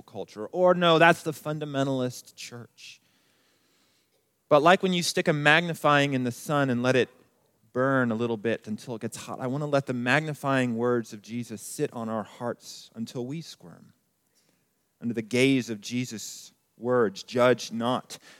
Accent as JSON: {"language": "English", "town": "Colorado Springs", "region": "Colorado", "country": "United States", "tie": "born or raised there", "moved": "as an adult", "said": "I grew up here in Colorado Springs"}